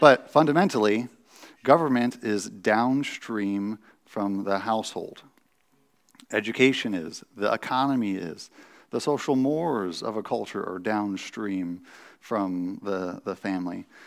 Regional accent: United States

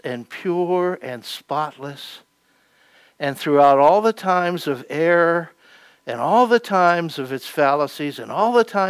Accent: Pennsylvania, United States; moved away; I come from Pennsylvania

